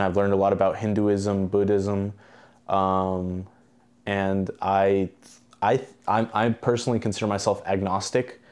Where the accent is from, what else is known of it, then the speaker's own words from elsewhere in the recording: Albania; moved away; I'm actually from Albania